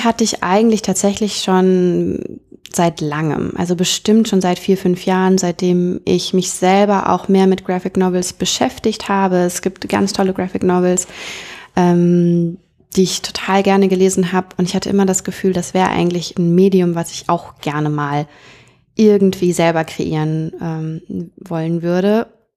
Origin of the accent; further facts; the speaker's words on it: North Rhine-Westphalia, Germany; moved away; bei uns in NRW äh, in der Kleinstadt, in der ich aufgewachsen bin